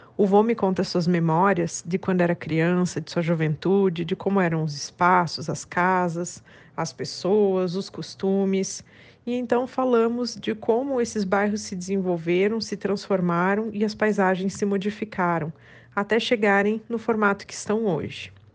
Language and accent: Portuguese; Curitiba, Paraná, Brazil; Eu sou nascida e criada em Curitiba